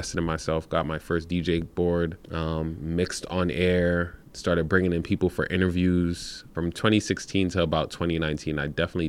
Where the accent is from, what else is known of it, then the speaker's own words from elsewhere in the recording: New York City, New York, United States; moved away as an adult; also born or lived in Troy, New York; now in Albany area, United States; I was born in Brooklyn, New York